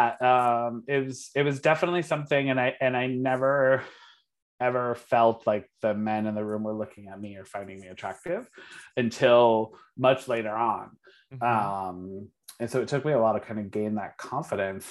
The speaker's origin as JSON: {"language": "English", "region": "Connecticut", "country": "United States", "tie": "born or raised there", "also_born_or_lived": "Providence / San Francisco", "moved": "as an adult", "said": "I grew up in Connecticut. So I grew up in like a small town, Connecticut, went to Catholic school my whole life"}